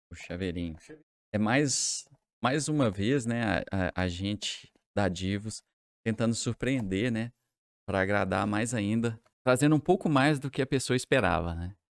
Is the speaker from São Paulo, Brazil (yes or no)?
no; Divinópolis, Minas Gerais, Brazil